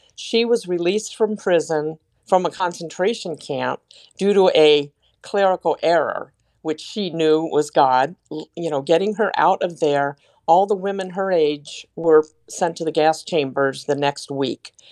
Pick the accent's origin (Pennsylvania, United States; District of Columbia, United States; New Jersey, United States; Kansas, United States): District of Columbia, United States; Washington; I was born and raised in the Metro D C area